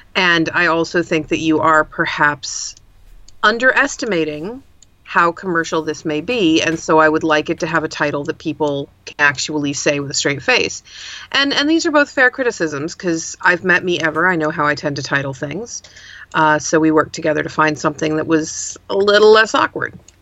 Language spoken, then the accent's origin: English; United States; also born or lived in Pacific Northwest / Berkeley, California; I'm an American urban fantasy author based out of the Pacific Northwest